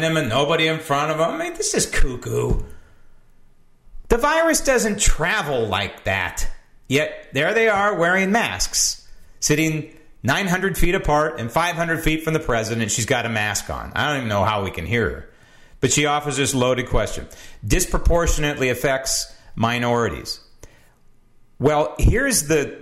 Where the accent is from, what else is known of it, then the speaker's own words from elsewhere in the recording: United States; I'm an American